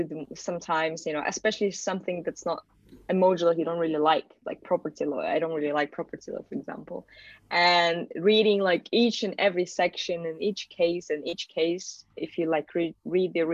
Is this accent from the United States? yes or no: no; Malaysia; also born or lived in Kazakhstan; now in United Kingdom; I moved to Malaysia when I was just like 7 or 8 years old. So I actually went to British International School then and finished my school in Malaysia.